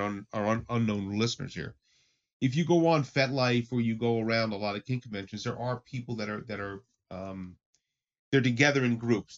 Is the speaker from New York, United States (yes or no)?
yes; New York area, United States; I come from the New York area, so I've been in clubs in New York